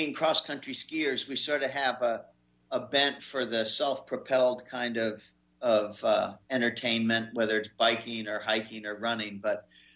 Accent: Maine, United States; We're from Maine

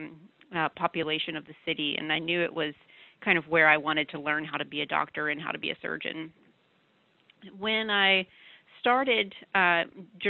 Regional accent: Birmingham, Alabama, United States; moved away as an adult; also born or lived in Atlanta, Georgia; now in Austin, United States; I was born and raised in Birmingham, Alabama

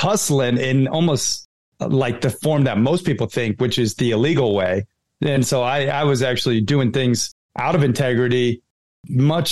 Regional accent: Red Lodge, Montana, United States; also born or lived in Sarasota, Florida; I grew up half in Red Lodge, Montana on my father's ranch, you know, camping, fishing, hunting, hiking, playing cowboy. And then my mom lived in Sarasota, Florida. So I was half surf and skate

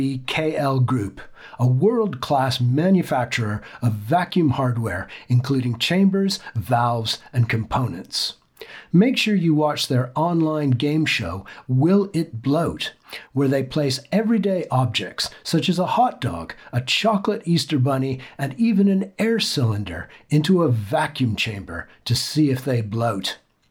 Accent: Ontario, Canada; also born or lived in Guelph, Canada; now in Bristol, United Kingdom; When I was growing up in Canada, I enjoyed school trips to the Ontario Science Center. And when we moved to Bristol

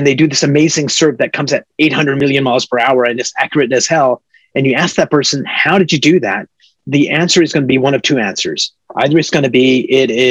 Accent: Canada; moved away as an adult; also born or lived in Silicon Valley; now in United States; I'm a Canadian.

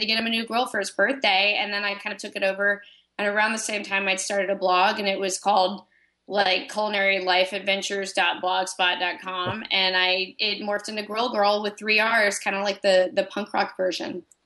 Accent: Florida, United States; I'm from Florida

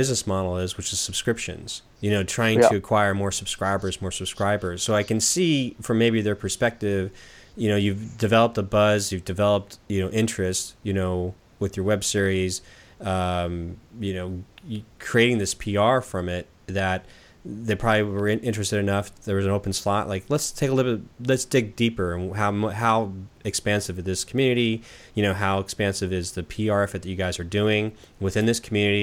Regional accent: Southern California, United States; now in Portland, United States; I'm here in Portland, Oregon, so we're, you know, and I'm from Southern California.

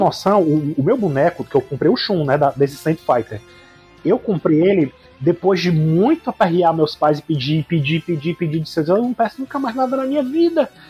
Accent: Fortaleza, Ceará, Brazil; sou do Ceará, né, aqui em Fortaleza

